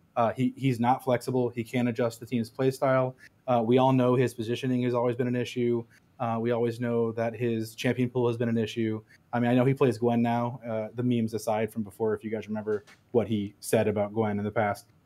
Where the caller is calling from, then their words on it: Des Moines, Iowa, United States; I'm calling from Des Moines, Iowa.